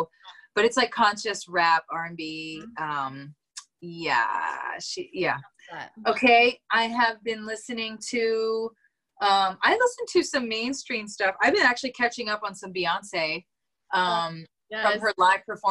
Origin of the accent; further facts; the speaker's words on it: Northern Canada, Canada; I was raised in Canada. Maybe you don't know this about me. I'm from Northern Canada. So I was raised around all of that.